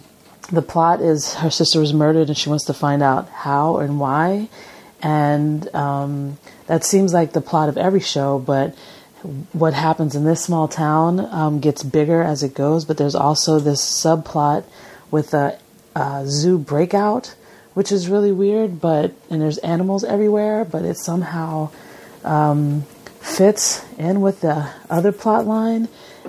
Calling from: Long Beach, California, United States; from Long Beach

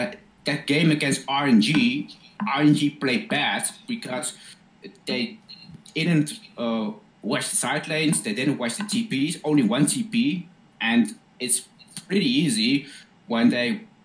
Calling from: Netherlands; English is a second language; I'm from the Netherlands.

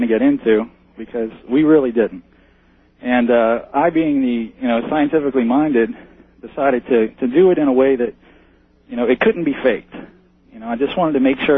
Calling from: Metairie, Louisiana, United States; I'm calling from Metairie, Louisiana, which is right next door to New Orleans

